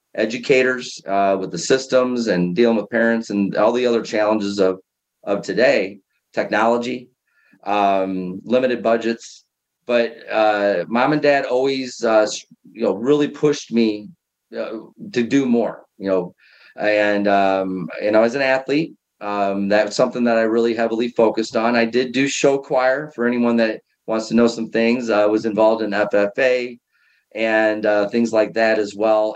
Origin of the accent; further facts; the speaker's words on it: small town an hour south of Chicago, Illinois, United States; I was born in a small town about an hour south of downtown Chicago. It's considered the farthest south suburb of Chicago, but I don't really think so. There's about 30 minutes of cornfields in between. So grew up on a farm